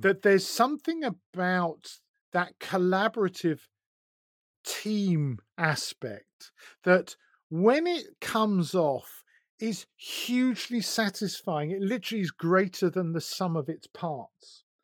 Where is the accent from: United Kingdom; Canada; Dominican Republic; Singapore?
United Kingdom; Essex, East of England; now in Sussex, United Kingdom; I was brought up in Essex